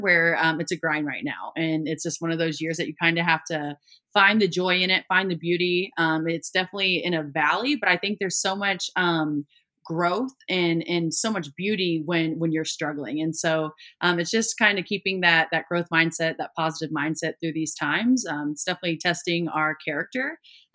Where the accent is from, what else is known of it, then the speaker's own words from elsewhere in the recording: Columbia, Missouri, United States; I grew up in Columbia, Missouri